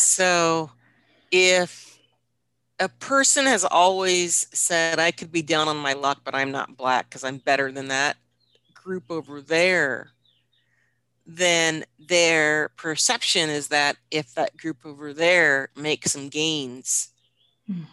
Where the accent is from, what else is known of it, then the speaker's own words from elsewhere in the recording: Washington, United States; Washington, which is my home state